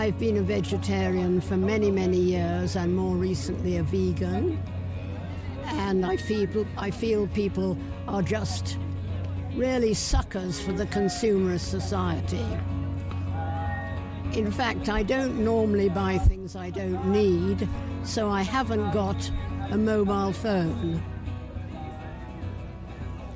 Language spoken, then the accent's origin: English; Leeds, Yorkshire and the Humber, United Kingdom; I'm from Headingley